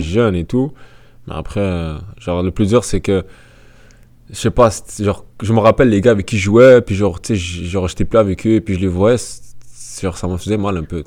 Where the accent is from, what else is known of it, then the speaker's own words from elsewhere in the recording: Canada; je suis né au Canada, j'ai vécu au Canada